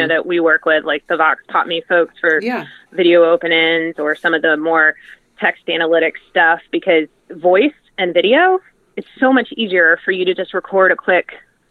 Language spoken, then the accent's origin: English; Atlanta, Georgia, United States; I'm from Atlanta